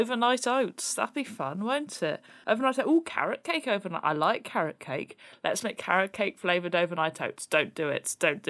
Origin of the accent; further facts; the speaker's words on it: United Kingdom; Yeah, but we are British, Simon